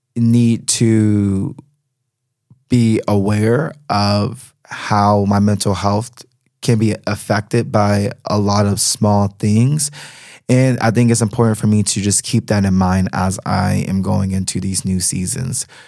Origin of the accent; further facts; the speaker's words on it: United States; moved away as an adult; now in Berlin, Germany; as an American citizen